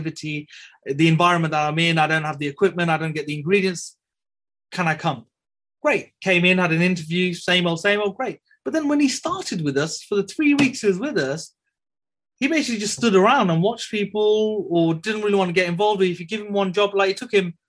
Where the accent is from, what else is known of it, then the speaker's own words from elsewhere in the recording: Birmingham, West Midlands, United Kingdom; I'm a Brummie born and bred